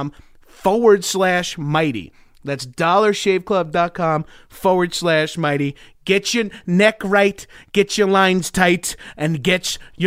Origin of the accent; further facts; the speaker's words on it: Freeport, New York, United States; also born or lived in Bellmore, New York; I was born in Freeport. My parents both went to Freeport High School. That's where they